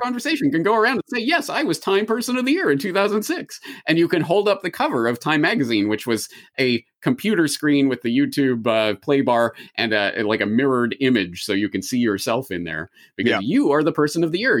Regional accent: Canada; now in Japan; a Canadian in Japan who has spent a grand total of maybe, I don't know, seven days of my life in the United States

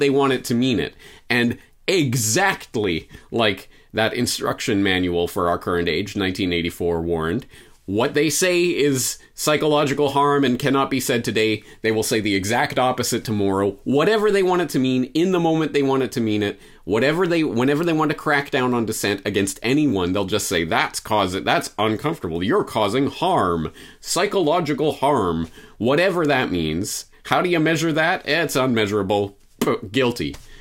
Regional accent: Canada; moved away; as a Canadian citizen

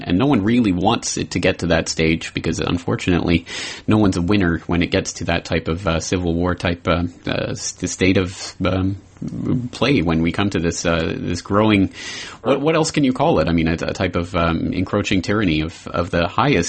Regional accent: Canada; as a Canadian

